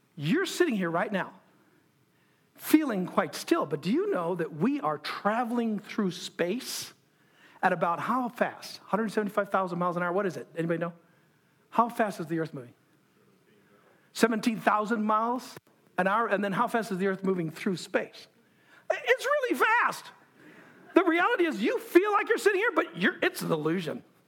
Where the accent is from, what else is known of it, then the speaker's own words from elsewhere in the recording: United States; I'm an American